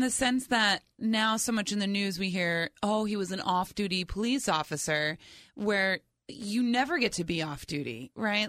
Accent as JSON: {"language": "English", "region": "New Jersey", "country": "United States", "tie": "born or raised there", "said": "I grew up in New Jersey, and our field trips were always to D C."}